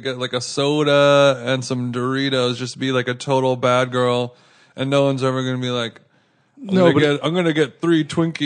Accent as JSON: {"language": "English", "region": "California", "country": "United States", "tie": "born or raised there", "said": "I grew up in Southern California."}